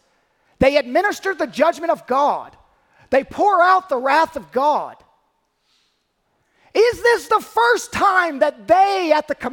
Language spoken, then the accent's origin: English; North Carolina, United States; I was from North Carolina.